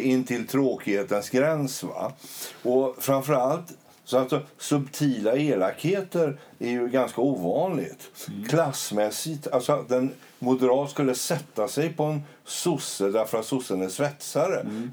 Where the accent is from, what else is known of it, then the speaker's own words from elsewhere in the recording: Sweden; vi svenskar